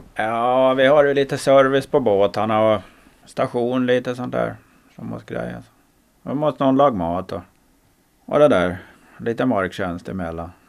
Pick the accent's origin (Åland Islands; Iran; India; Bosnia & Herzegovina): Åland Islands; Vi är två ålänningar